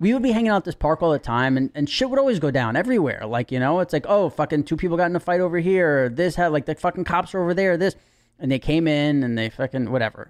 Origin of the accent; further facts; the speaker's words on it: New York City, New York, United States; I was born and raised in Manhattan